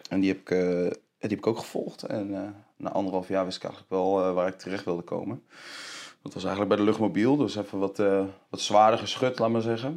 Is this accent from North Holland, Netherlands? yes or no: no; Deventer, Overijssel, Netherlands; ik ben opgegroeid in Deventer